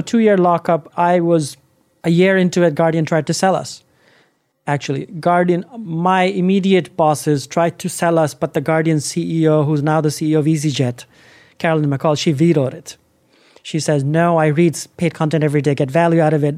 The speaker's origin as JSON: {"language": "English", "country": "India", "also_born_or_lived": "Los Angeles, United States", "moved": "as an adult", "lives_now": "United States", "said": "as a Indian guy into America"}